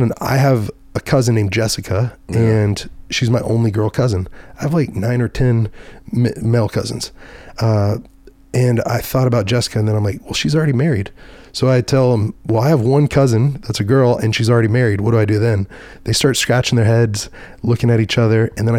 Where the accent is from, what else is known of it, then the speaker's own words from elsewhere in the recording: Dallas, Texas, United States; I was from Dallas Fort Worth